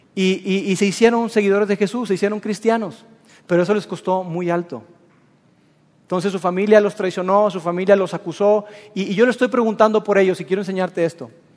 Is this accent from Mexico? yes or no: yes; Mexico